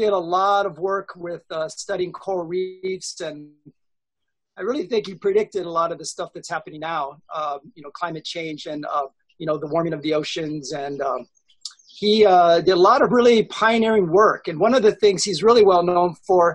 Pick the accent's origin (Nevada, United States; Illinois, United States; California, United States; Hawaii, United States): Hawaii, United States; I was surfing and growing up in Hawaii